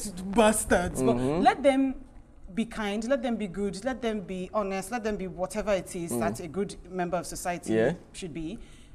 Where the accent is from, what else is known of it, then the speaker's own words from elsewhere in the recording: Nigeria; I know it's very, very controversial as a Nigerian man to say if I have.